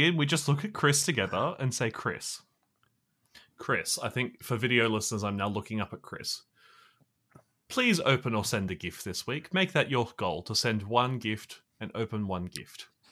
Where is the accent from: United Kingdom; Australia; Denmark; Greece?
Australia; as an Australian